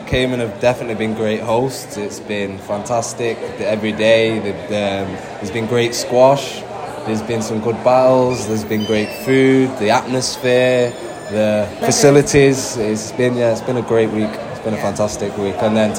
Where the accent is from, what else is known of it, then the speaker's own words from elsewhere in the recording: Guyana; also born or lived in England; I'm from Guyana. I live in between Guyana and England.